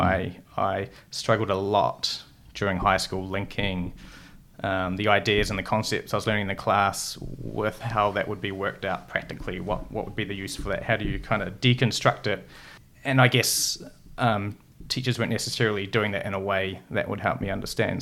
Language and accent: English; North Otago, New Zealand; also born or lived in Brazil; I'm from, uh, North Otago